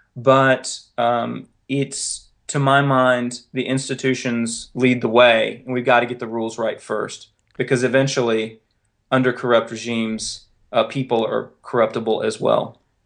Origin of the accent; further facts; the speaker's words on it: North Carolina, United States; moved away; also born or lived in Raleigh, North Carolina; you might have noticed the accent by now. I'm originally from North Carolina